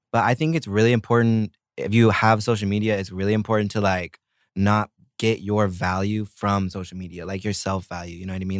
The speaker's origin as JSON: {"language": "English", "region": "Oklahoma", "country": "United States", "tie": "born or raised there", "also_born_or_lived": "Italy", "moved": "as an adult", "lives_now": "South Korea", "said": "I grew up in Oklahoma."}